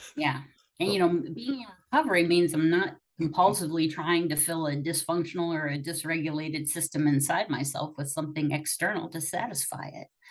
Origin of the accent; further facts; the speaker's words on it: Akron, Ohio, United States; I'm from Akron. Like I'm from the AA capital